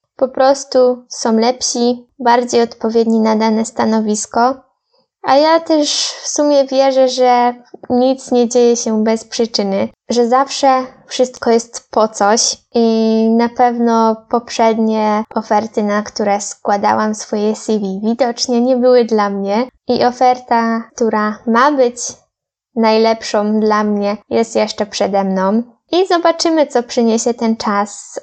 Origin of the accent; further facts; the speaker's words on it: Poland; Ja z Polski